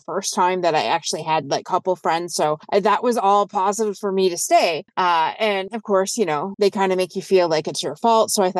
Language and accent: English; Windsor, Ontario, Canada; I'm from Windsor, Ontario